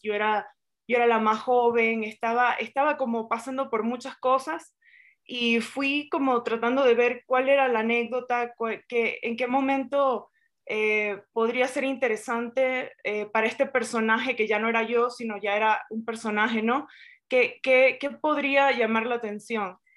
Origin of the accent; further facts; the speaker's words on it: Venezuela; nosotros como venezolanos